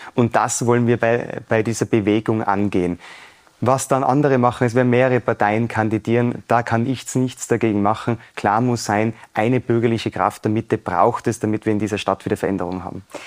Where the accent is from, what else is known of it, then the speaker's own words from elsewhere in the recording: Innsbruck, Tyrol, Austria; also born or lived in Vienna; Ansonsten bin ich hier aufgewachsen, habe hier immer gearbeitet